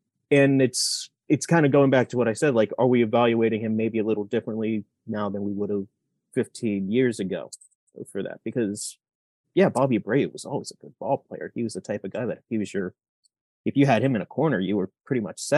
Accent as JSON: {"language": "English", "town": "Pittsburgh", "region": "Pennsylvania", "country": "United States", "tie": "born or raised there", "said": "I grew up in Pittsburgh, loved him"}